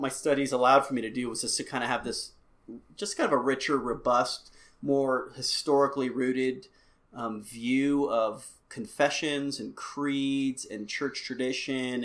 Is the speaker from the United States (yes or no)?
yes; United States; also born or lived in Albuquerque; I'm an American